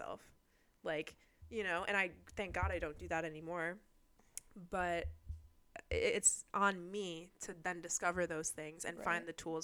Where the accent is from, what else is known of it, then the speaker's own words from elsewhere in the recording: Midwest, United States; I'm from the Midwest